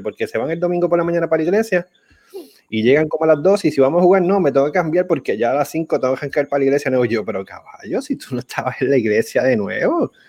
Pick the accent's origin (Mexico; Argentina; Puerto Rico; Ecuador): Puerto Rico; Arecibo; soy de Arecibo